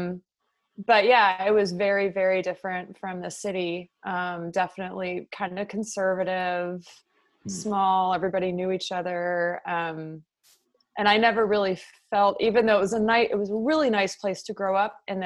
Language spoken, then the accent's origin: English; Los Altos, California, United States; moved away as an adult; now in San Francisco, United States; I am from Los Altos, which is a town about 45 minutes south of San Francisco